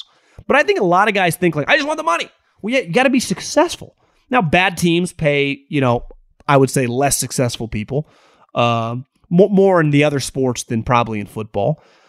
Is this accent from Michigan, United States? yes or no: no; Davis, California, United States; one of my roommates and my neighbor, guy actually I grew up with in Davis, Jesse Dundon.